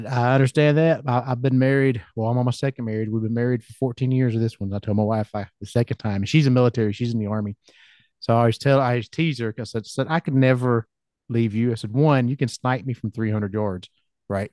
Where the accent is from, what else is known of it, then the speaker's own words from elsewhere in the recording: Georgia, United States; I'm from Georgia